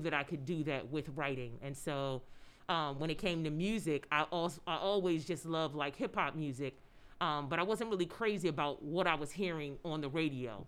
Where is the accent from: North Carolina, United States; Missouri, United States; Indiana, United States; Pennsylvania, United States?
Pennsylvania, United States; Philadelphia; I grew up in Philadelphia